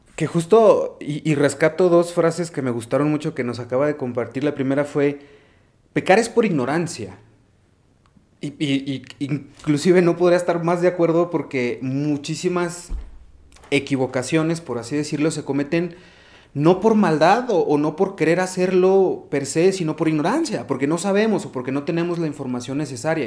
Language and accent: Spanish; Mexico; nuestra fe y nuestra espiritualidad como sociedad, como cultura mexicana